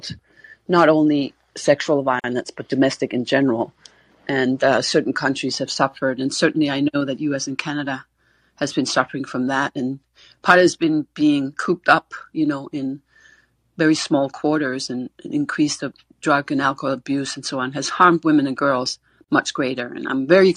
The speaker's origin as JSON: {"language": "English", "country": "Denmark", "said": "I'm from Denmark"}